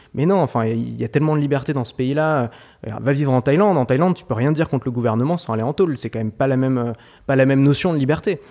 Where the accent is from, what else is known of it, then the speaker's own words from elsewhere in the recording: Paris, Île-de-France, France; J'ai grandi à Paris et c'est une ville euh, que j'affectionne beaucoup